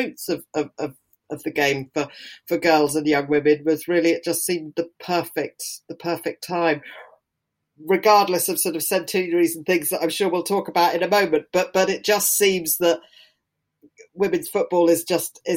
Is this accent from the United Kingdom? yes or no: yes; the Southwest, South West England, United Kingdom; I grew up in the Southwest